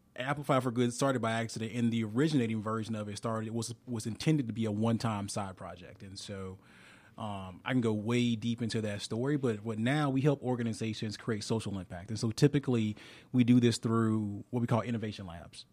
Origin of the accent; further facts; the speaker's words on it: Alabama, United States; I'm from Alabama